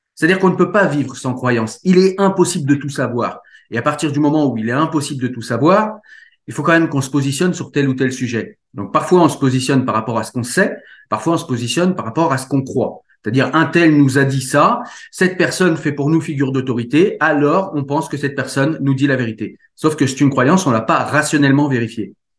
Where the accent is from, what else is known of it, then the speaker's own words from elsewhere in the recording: France; chez nous en France